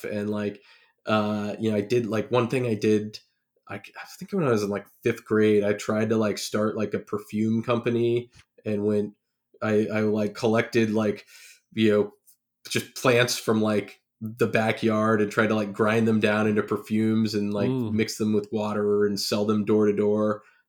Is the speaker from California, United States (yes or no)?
yes; California, United States; I grew up in the Bay Area, you know, south of San Francisco, and had a, you know, nice suburban life and, you know, good family life.